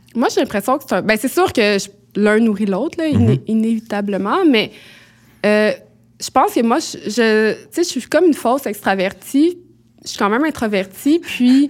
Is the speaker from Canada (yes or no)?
yes; Quebec, Canada; je venais du Québec